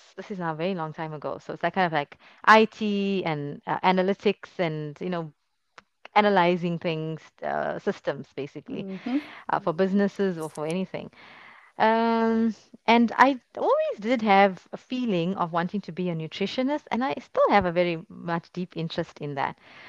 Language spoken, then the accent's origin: English; South Africa; moved away as an adult; also born or lived in United Kingdom; now in Istanbul, Turkey; I'm South African